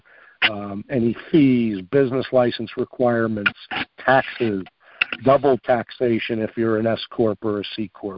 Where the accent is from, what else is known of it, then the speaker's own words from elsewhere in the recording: Long Island, New York, United States; moved away; also born or lived in Mineola, New York / Massapequa, New York / Ronkonkoma, New York; I grew up in New York. That's where I'm from originally as well. I grew up on